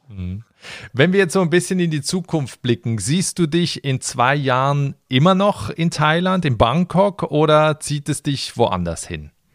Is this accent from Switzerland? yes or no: yes; Switzerland; in mein Heimatland, in die Schweiz